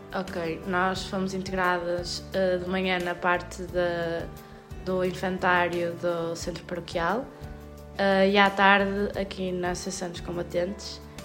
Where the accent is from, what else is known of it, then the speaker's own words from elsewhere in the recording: Guimarães, Norte, Portugal; also born or lived in Porto; sou de Guimarães, estou a estudar no Porto, na Faculdade de Arquitetura.